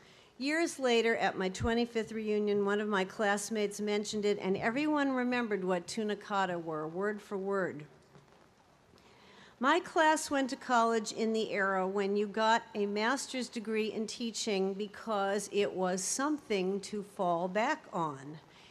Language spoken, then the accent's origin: English; Beverly Hills, California, United States; told I had a New Jersey accent I really ought to do something about, which was a shock to me since I was from Beverly Hills, California and had never set foot in the state of New Jersey.